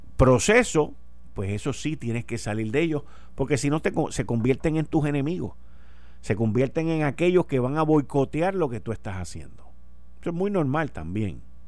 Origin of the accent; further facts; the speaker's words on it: Puerto Rico; nosotros siendo una colonia de los Estados Unidos